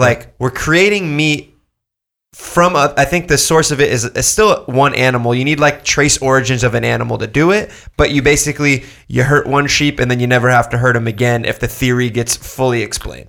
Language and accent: English; Orange County, California, United States; I grew up here. I grew up in Orange County